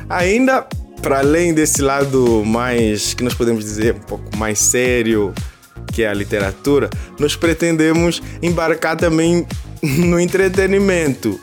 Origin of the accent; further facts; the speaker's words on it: Angola; now in Brazil; eu que vos falo sou angolano